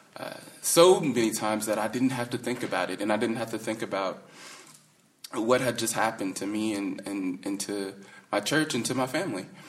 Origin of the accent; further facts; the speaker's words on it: the South, United States; when you're growing up in the South